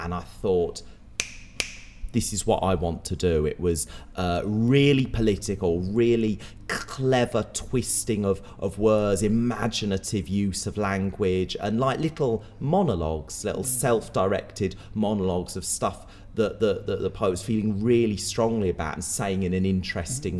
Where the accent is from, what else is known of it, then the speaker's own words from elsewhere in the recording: Pembrokeshire, Wales, United Kingdom; also born or lived in London; now in Manchester, United Kingdom; I grew up in Pembrokeshire in Wales, very rural, beautiful area